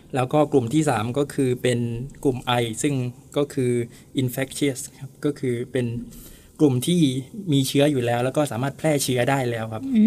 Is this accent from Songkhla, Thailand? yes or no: yes; Songkhla, Thailand; also born or lived in Hua Sai, Nakhon Si Thammarat; now in Nakhon Si Thammarat, Thailand; จริงแล้วผมอยู่สงขลา